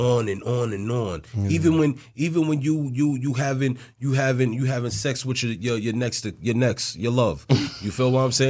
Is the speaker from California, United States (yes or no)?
no; New York, United States; I'm from New York.